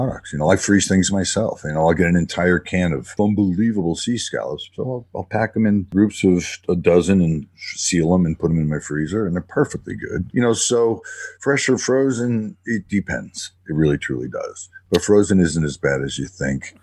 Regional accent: Northeast, United States; moved away; I grew up in the Northeast

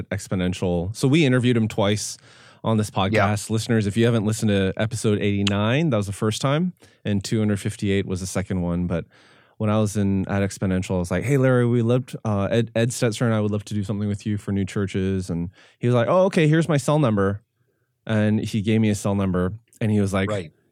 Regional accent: Vancouver, British Columbia, Canada; when I grew up in Vancouver, for me to meet another person who said they were Christian

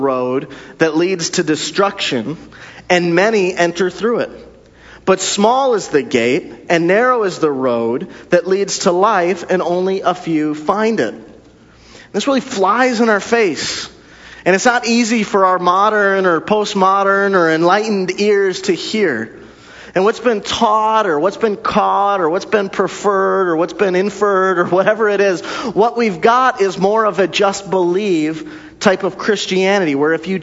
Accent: Racine, Wisconsin, United States; I grew up in Racine, Wisconsin

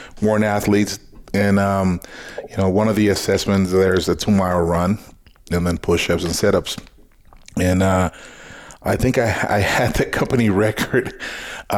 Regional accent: South Texas, United States; moved away; Growing up in South Texas, where it's hot and humid

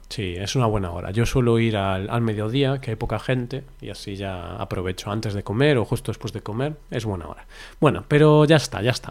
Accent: Spain; somos españoles

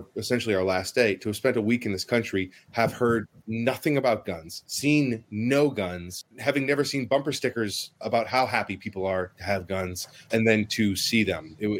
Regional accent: United States; So I'm very American in that I do love the Disney theme park.

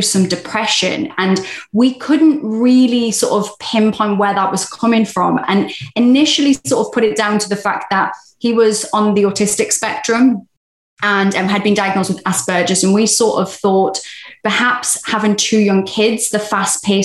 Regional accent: England, United Kingdom; being very English

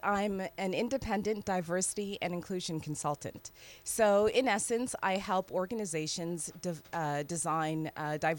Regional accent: Toronto, Ontario, Canada; moved away as an adult; also born or lived in Trinidad / Rouen, France; now in Geneva, Switzerland; I'm born in Toronto, or Toronto as we pronounce

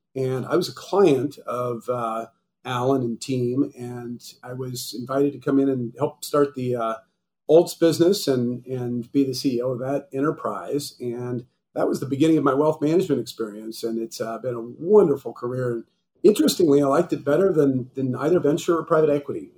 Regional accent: Golden, Colorado, United States; moved away; I grew up in Golden, Colorado, home of Coors Beer

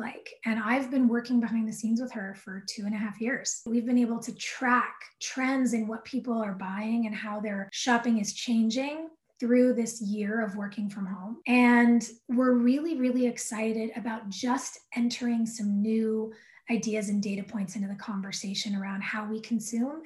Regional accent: Southern California, United States; I grew up in Southern California

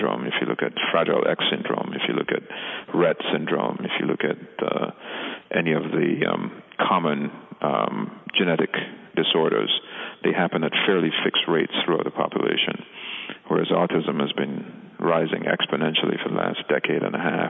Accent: Jamaica; moved away; We're originally from the Caribbean, from Jamaica

